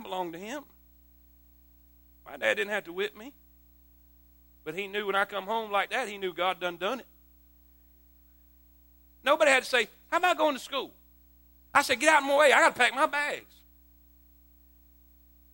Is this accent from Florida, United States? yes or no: yes; South Florida, United States; moved away as an adult; also born or lived in South Carolina; I grew up in South Florida my whole life